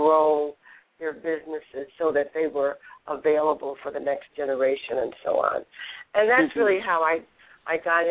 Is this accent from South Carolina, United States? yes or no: no; Louisiana, United States; moved away as an adult; also born or lived in Texas / New York / St. Thomas, U.S. Virgin Islands / Nashville; raised in Louisiana